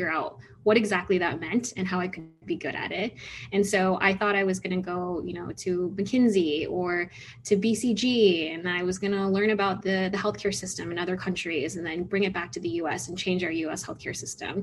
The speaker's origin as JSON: {"language": "English", "area": "San Francisco Bay Area", "region": "California", "country": "United States", "tie": "born or raised there", "moved": "as an adult", "lives_now": "Chicago, United States", "said": "I'm originally from the San Francisco Bay Area"}